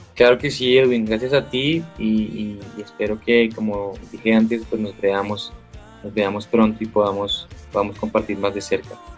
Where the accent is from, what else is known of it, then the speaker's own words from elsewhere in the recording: Colombia; representando a, Colombia, mi país. Y qué bueno es poder pararme en, en, diferentes tarimas de diferentes lugares a decir que, pues que soy colombiano